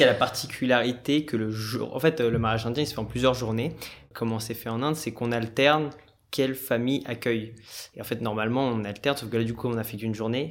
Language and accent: French; France; moi je suis français d'origine indienne. Je suis de la première génération de ma famille à être né en France